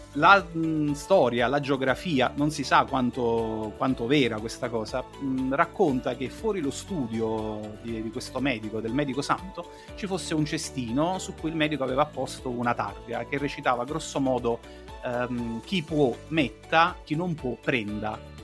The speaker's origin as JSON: {"language": "Italian", "town": "Naples", "region": "Campania", "country": "Italy", "said": "sono napoletano"}